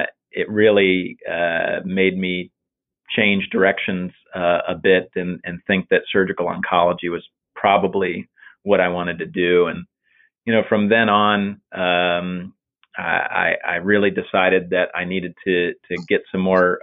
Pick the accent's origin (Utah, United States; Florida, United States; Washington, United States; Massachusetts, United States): Florida, United States; Tampa; I was born in Florida, in Tampa, actually.